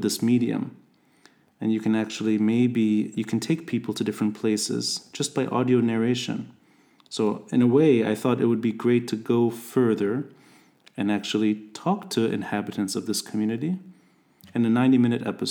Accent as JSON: {"language": "English", "town": "Beirut", "region": "Beirut Governorate", "country": "Lebanon", "tie": "born or raised there", "also_born_or_lived": "Tripoli, Lebanon", "said": "I am Ras Beiruti"}